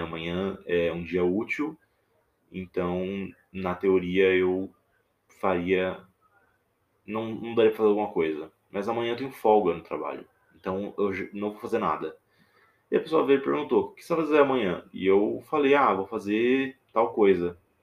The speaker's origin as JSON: {"language": "Portuguese", "region": "interior of Minas Gerais", "country": "Brazil", "tie": "born or raised there", "said": "Eu tô aqui falando diretamente do interior de Minas Gerais, que é onde eu sou nascido e criado. Dá pra ver o meu sotaque"}